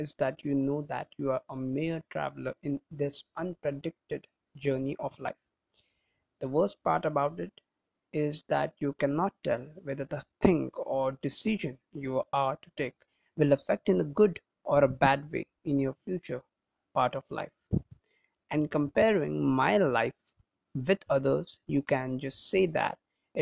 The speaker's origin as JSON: {"language": "English", "country": "India", "said": "I am from India"}